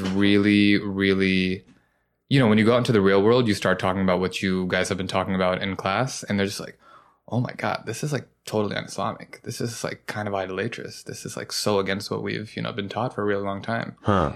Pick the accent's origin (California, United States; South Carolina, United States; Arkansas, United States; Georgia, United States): Georgia, United States; Kennesaw; now in New York, United States; growing up in Kennesaw, Georgia